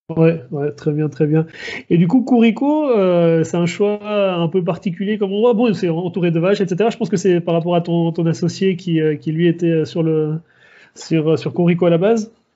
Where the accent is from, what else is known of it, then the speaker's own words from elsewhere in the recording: Switzerland; moved away; je suis suisse